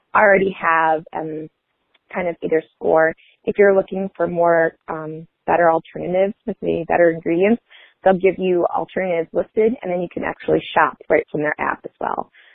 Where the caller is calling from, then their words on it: Michigan, United States; I'm calling from Michigan